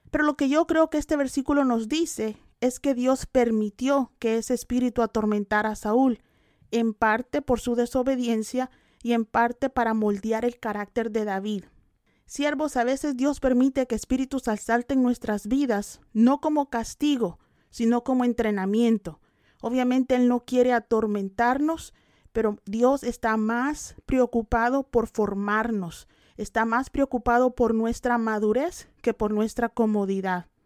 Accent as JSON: {"language": "Spanish", "country": "El Salvador", "said": "Yo tenía ocho años y acababa de aceptar a Cristo. Y en ese tiempo en mi país, El Salvador, la guerrilla estaba secuestrando a personas."}